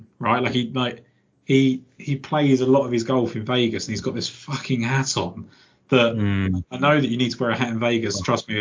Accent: England, United Kingdom; as a English person

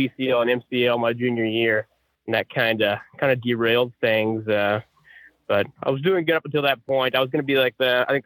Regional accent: Perry, Oklahoma, United States; now in Missouri, United States; I grew up in Perry, Oklahoma, kind of well nationally known for their wrestling

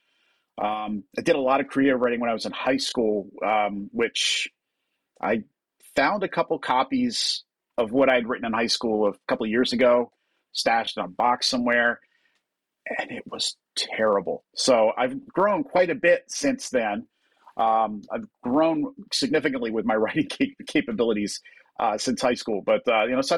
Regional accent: New Jersey, United States; I grew up in New Jersey, just across from Philadelphia

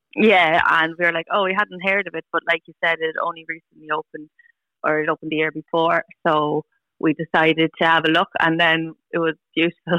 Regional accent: Tullamore, Leinster, Ireland; I'm from Tullamore, so I always wanted to get married like in the church in Tullamore

